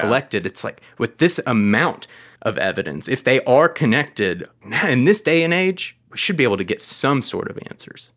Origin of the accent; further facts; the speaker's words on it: Atlanta, Georgia, United States; I am from Atlanta.